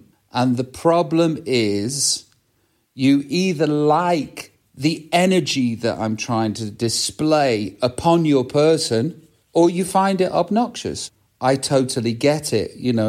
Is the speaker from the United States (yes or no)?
no; England, United Kingdom; it's simple, as Middle England, because I'm from Middle England. That's where I'm from.